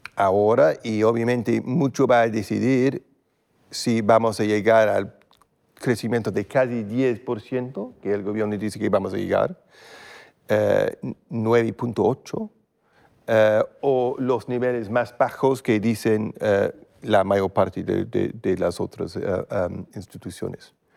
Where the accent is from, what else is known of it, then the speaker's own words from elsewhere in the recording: United Kingdom; Spanish is a second language; en mi país, eh, el Reino Unido